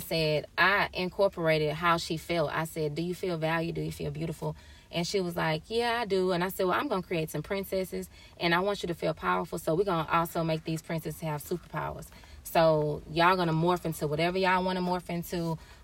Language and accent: English; Houston, Texas, United States; moved away as an adult; I'm from Houston, Texas